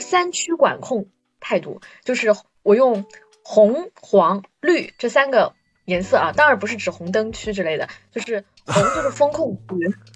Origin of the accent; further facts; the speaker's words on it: Shanghai, China; 我在上海生活了将近快三十年